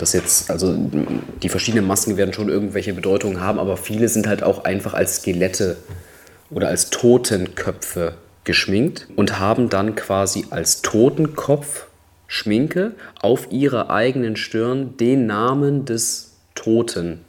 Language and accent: German; Düsseldorf, North Rhine-Westphalia, Germany; Ich komme ja auch aus einer Karnevalshochburg in, in Düsseldorf